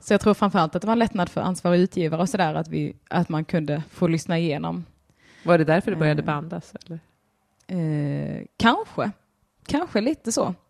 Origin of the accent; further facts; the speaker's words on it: Skåne, Sweden; now in Stockholm, Sweden; jag var skåning